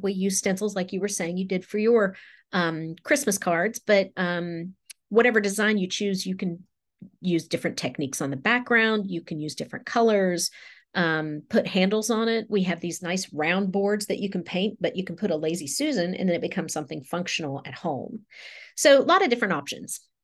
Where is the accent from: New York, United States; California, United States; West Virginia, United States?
West Virginia, United States; moved away as an adult; also born or lived in Raleigh, North Carolina; now in Durham area, United States